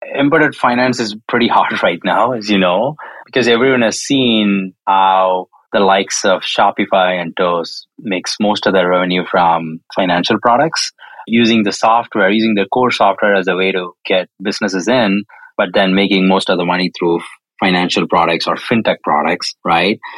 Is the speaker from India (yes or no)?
yes; South India, India; moved away as an adult; now in California, United States; I was born and raised in India, more specifically the southern part of India